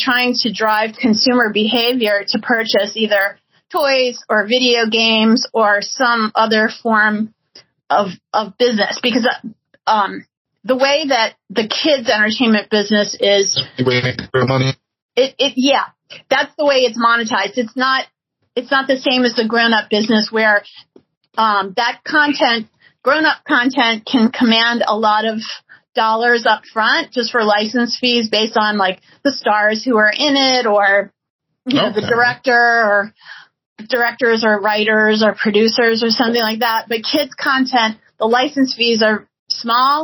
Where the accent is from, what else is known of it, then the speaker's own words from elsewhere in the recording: New Orleans, Louisiana, United States; I grew up in New Orleans